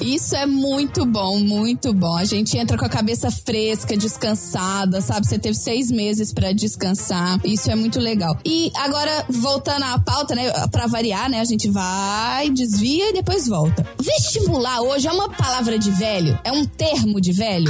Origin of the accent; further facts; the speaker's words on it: Belo Horizonte, Minas Gerais, Brazil; moved away; sou de Belo Horizonte